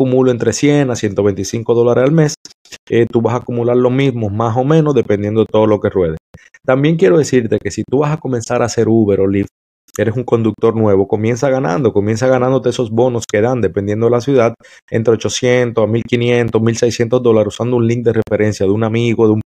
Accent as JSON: {"language": "Spanish", "country": "Dominican Republic", "said": "Sabe que yo soy dominicano"}